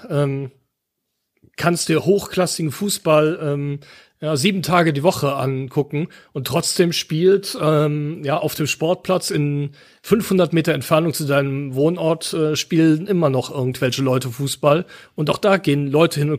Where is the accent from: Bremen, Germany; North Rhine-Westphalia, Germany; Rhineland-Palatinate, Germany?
Rhineland-Palatinate, Germany; near the Nürburgring; ich bin in der Nähe vom Nürburgring aufgewachsen.